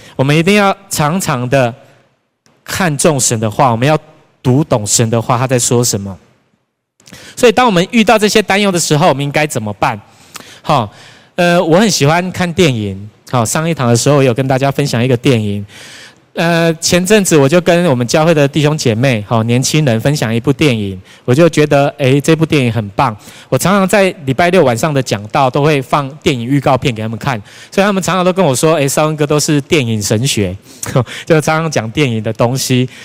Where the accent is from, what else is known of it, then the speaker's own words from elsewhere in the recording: Tainan, Taiwan; 我本身是台南人，从小住在永康，所以那一间大楼就在我家的附近而已